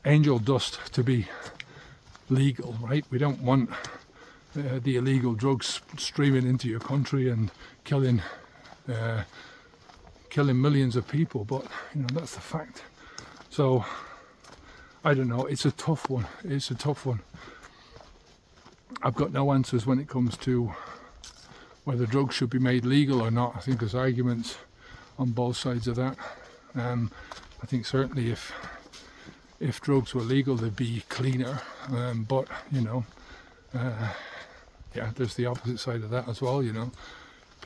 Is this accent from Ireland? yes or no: yes; Ireland; moved away; my home country in Ireland